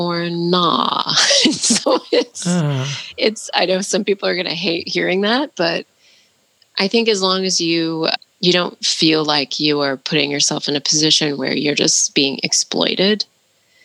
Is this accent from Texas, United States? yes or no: no; Portland, Oregon, United States; my experience of growing up in Portland and being around a lot of white people